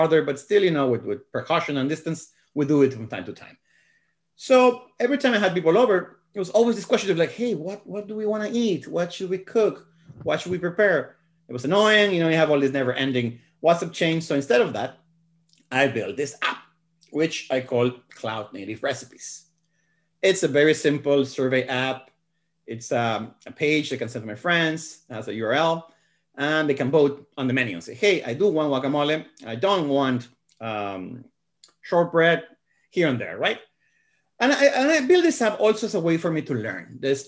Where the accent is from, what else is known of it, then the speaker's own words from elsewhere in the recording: Guadalajara, Jalisco, Mexico; I'm from Mexico. I was born in Guadalajara